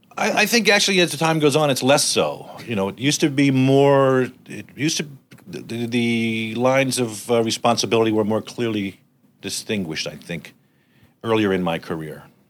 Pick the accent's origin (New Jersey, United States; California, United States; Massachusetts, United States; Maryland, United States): Maryland, United States; moved away as an adult; also born or lived in New York; I grew up in Maryland